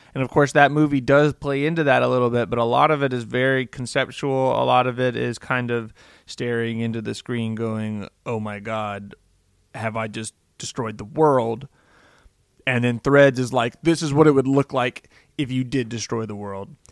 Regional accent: United States; I'm an American

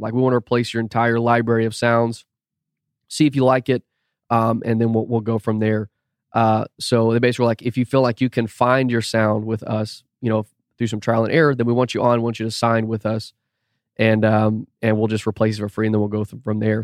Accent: Austin, Texas, United States; also born or lived in St. Louis, Missouri; now in Houston, United States; grew up in Austin until I was, like, twenty years old. So, North Austin.

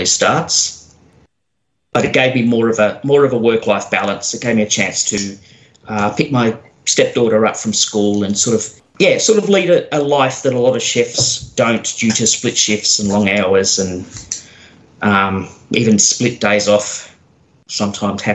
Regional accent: Geelong, Victoria, Australia; I was born and raised in Geelong

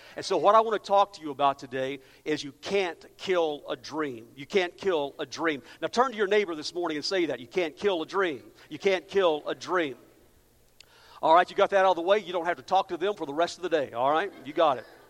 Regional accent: Amarillo, Texas, United States; moved away; I'm from El, uh, Amarillo, so I feel like I've just come back home

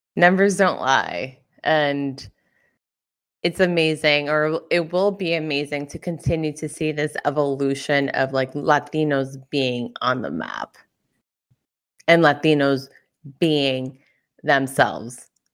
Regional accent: Brentwood, United States; I am from Brentwood

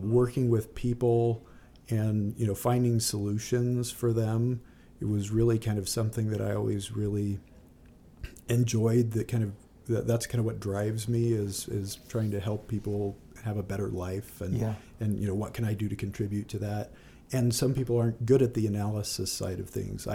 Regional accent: California, United States; I grew up in California

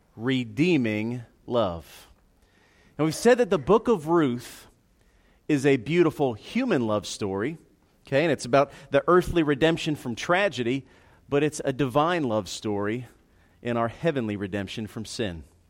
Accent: United States; we're American in 2018

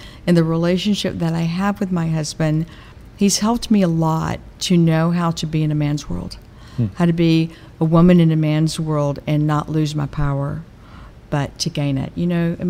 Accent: Atlanta, Georgia, United States; moved away; growing up in Atlanta, and being my place

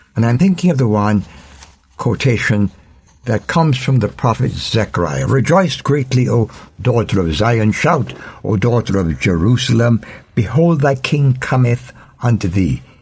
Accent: Jamaica; As a Jamaican

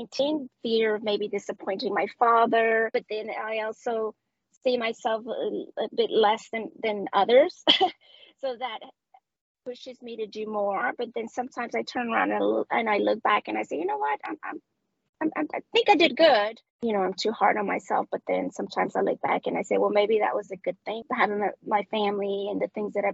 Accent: Medellín, Antioquia, Colombia; first language Spanish; English is a second language; moved away as an adult; now in United States; I am from Medellin, Colombia, Medellin specifically

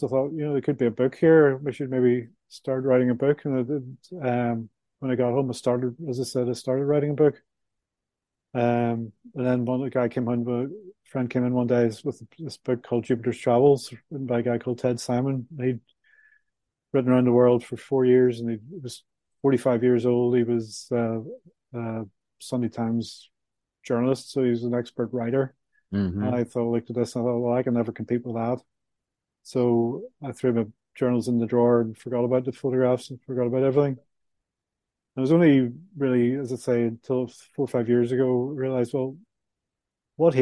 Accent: Belfast, Northern Ireland, United Kingdom; moved away as an adult; mid 60s from Belfast, Northern Ireland. I was brought up in the Troubles, as we called it

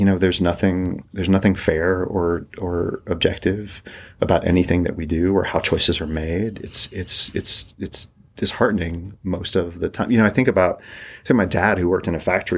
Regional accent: East Tennessee, United States; moved away; also born or lived in Colorado / New York; I grew up in East Tennessee

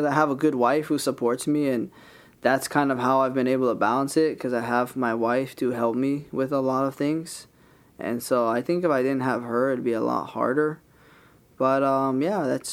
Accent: Kahuku, Hawaii, United States; also born or lived in Hauula, Hawaii / Laie, Hawaii; when I was going to school at Kahuku High School, there was no places to get your hair cut. So we always would drive down to town to get our hair cut. And so I was like, man, we need to open a shop out here.

